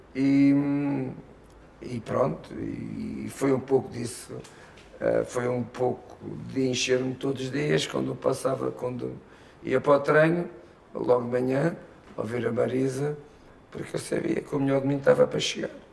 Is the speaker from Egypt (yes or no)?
no; Portugal; moved away as an adult; now in Brazil